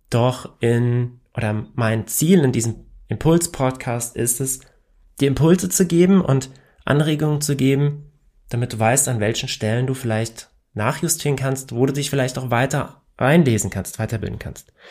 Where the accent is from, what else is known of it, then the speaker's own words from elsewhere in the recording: Hesse, Germany; accent: Hessian; ich komme aus Hessen und ja, wir haben hier manchmal eine etwas andere Sprachkultur und ich versuche ja normalerweise nicht im Dialekt zu reden